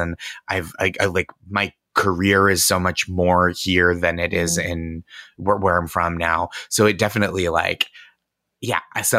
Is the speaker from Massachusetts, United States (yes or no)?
yes; Boston, Massachusetts, United States; I'm 36. I was born in 85. And I think my consciousness, and I'm from the Boston area.